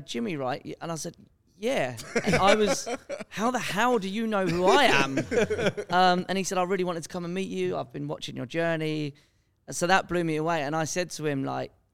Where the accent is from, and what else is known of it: England, United Kingdom